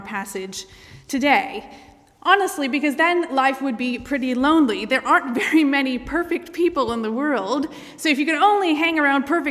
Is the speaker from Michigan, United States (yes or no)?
yes; Michigan, United States; moved away; I grew up in the United States, in the state of Michigan